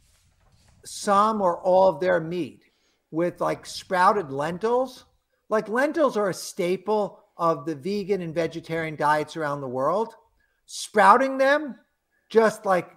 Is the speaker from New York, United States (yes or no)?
yes; New York, United States; I'm from New York.